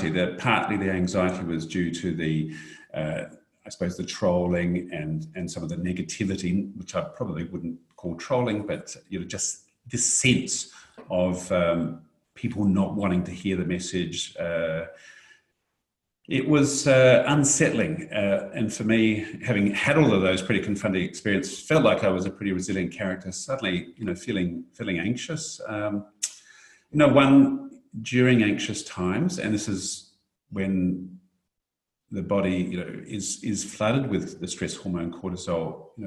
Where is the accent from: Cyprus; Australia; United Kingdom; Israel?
Australia; But fortunately, I think as Australian of the Year, I'm in a somewhat protected situation.